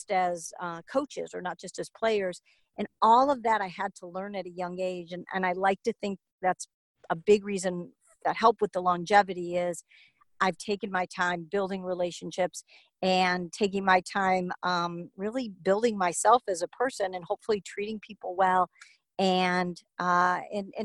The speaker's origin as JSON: {"language": "English", "town": "Chicago", "region": "Illinois", "country": "United States", "tie": "born or raised there", "said": "to Chicago, my hometown"}